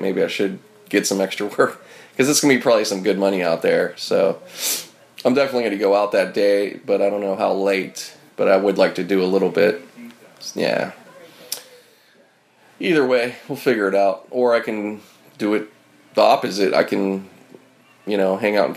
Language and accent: English; Pittsburgh, Pennsylvania, United States; moved away as an adult; now in Los Angeles, United States; I was born here in L.A., but I grew up in Pittsburgh. Meaning from age 10 to 21 is Pittsburgh